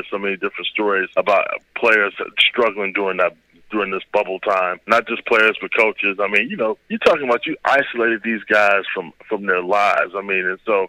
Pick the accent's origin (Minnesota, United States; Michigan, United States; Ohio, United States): Ohio, United States; Cleveland; I'm from Cleveland, Ohio